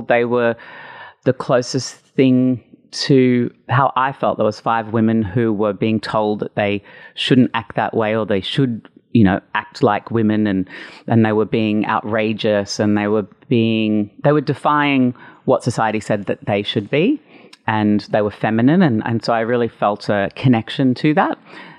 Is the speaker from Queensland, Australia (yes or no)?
yes; Brisbane, Queensland, Australia; moved away as an adult; now in Sydney, Australia; So the year 2000, I moved to Sydney from Brisbane